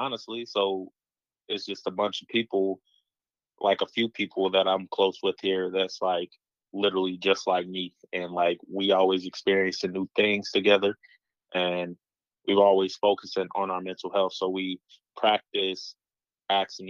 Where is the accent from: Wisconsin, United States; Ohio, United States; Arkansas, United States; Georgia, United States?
Ohio, United States; Dayton; growing up in the DeSoto Baths